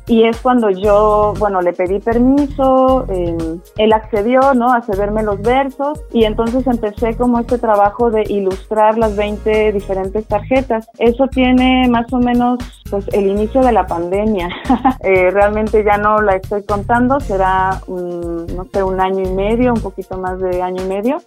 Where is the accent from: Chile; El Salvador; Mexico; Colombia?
Mexico; Oaxaca; Yo soy oaxaqueña y toda mi vida he tenido un altar en casa